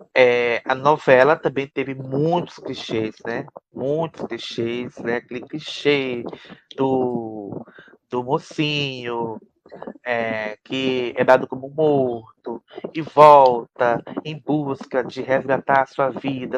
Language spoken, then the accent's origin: Portuguese; Northeast Region, Brazil; nós dois, né, João? Como nordestinos que somos